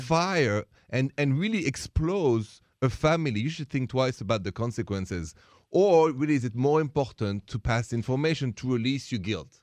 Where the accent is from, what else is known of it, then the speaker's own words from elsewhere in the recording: Paris, Île-de-France, France; English is a second language; moved away; I'm from Paris, France